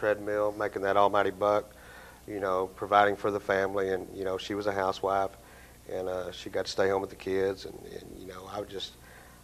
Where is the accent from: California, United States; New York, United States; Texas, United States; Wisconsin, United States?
Texas, United States; Dalhart; now in Abilene, United States; I'm originally from the up in the Panhandle, a little town called Dalhart, Texas, which is north of Amarillo